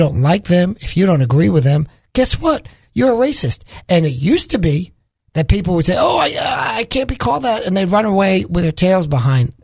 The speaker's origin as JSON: {"language": "English", "town": "New York City", "region": "New York", "country": "United States", "moved": "yes", "said": "I'm originally from Brooklyn, New York"}